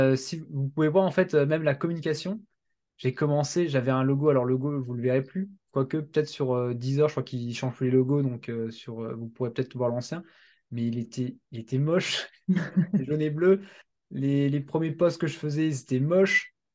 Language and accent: French; Strasbourg, Grand Est, France; je viens de Strasbourg